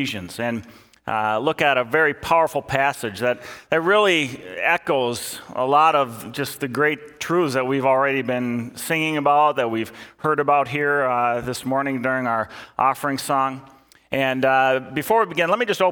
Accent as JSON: {"language": "English", "town": "Eden Prairie", "region": "Minnesota", "country": "United States", "tie": "born or raised there", "said": "I was working at a grocery store back in my hometown of Eden Prairie"}